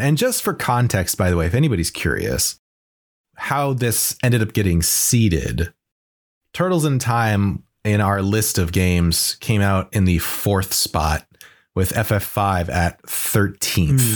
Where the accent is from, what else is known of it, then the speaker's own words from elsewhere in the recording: United States; as an American growing up in the early nineties